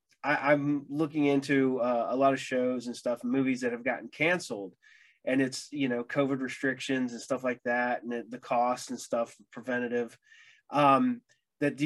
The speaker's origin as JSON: {"language": "English", "area": "about 30 minutes north of Dayton", "region": "Ohio", "country": "United States", "said": "I am a fellow Ohioan"}